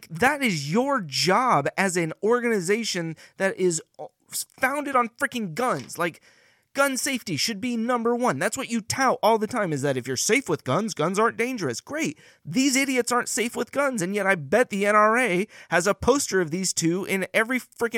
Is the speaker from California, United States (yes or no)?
yes; California, United States; Now, I grew up in Northern California, and we have rednecks there.